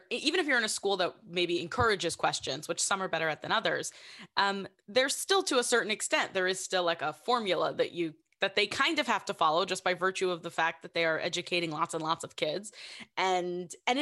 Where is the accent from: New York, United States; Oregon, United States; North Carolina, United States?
New York, United States; New York City; I'm from Queens